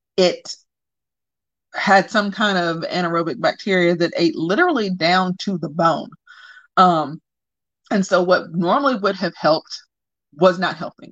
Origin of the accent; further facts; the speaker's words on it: the South, United States; I'm from the South